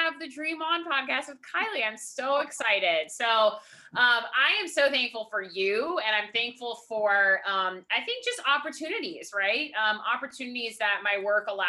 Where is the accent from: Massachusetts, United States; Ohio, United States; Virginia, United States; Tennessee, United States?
Virginia, United States; Charlottesville; I grew up in Charlottesville